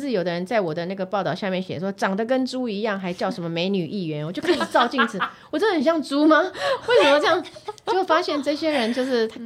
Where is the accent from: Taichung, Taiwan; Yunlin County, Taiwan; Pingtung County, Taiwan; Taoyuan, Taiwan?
Yunlin County, Taiwan; moved away; also born or lived in New Taipei; 像我是云林人嘛